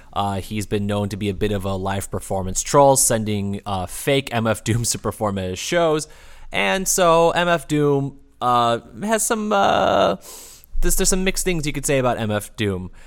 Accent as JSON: {"language": "English", "region": "Midwest", "country": "United States", "also_born_or_lived": "Texas", "said": "being a Midwesterner"}